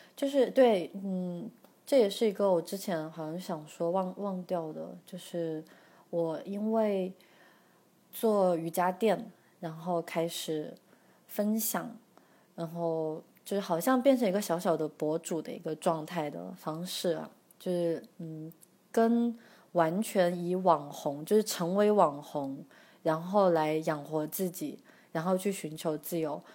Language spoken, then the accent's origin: Chinese; China; 我们中国人